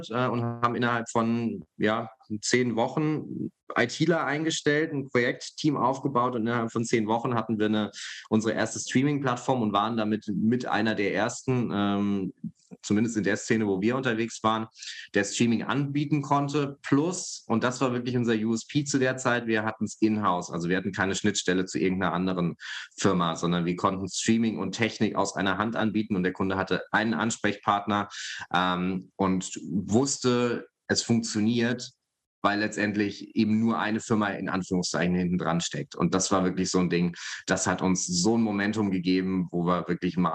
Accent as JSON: {"language": "German", "region": "Hesse", "country": "Germany", "said": "Ich komme ja aus Hessen, aus der Nähe von Frankfurt."}